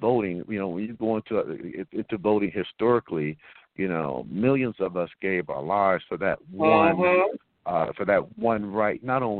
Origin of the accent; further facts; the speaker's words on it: Compton, California, United States; I also grew up in Compton.